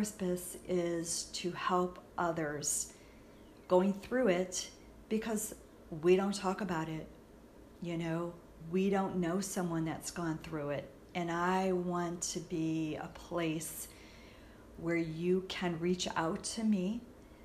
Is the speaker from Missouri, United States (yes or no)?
yes; St. Louis, Missouri, United States; I'm from the St. Louis area